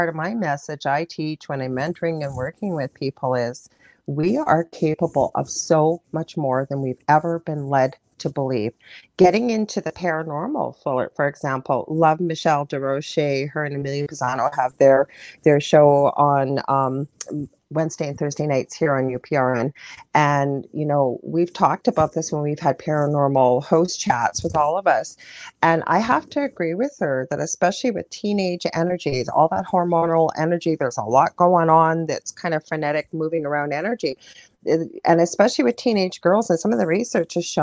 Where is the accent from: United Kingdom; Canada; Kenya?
Canada; I'm a Canadian clairvoyant